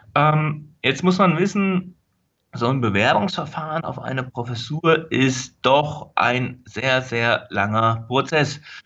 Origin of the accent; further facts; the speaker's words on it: Linden, Hesse, Germany; now in Berlin, Germany; aufgewachsen bin ich in Linden. Das ist ein kleines Dorf, eine kleine Stadt in der Nähe von Gießen